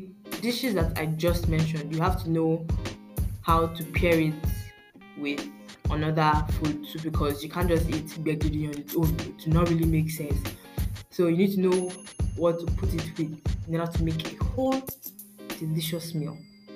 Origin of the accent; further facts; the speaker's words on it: Oyo, Nigeria; So this delicious delicacy is a local dish of the Oyo State people, and me, I'm from Oyo State, so you know we like our amala.